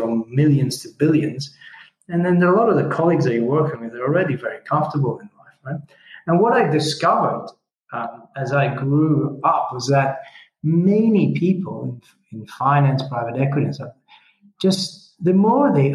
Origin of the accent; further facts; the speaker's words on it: Italy; English is a second language; moved away; I started out, you know, as an Italian boy. I mean, English is my fourth language, right?